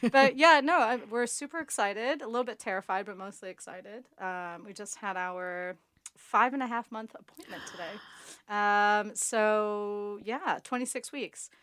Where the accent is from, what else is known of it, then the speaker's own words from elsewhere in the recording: United States; now in London, United Kingdom; I'm from America